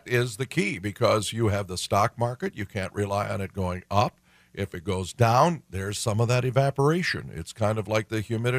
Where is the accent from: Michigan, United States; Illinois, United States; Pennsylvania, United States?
Michigan, United States; Detroit; I'm from Detroit, and I know a lot of my friends who worked for General Motors had a pension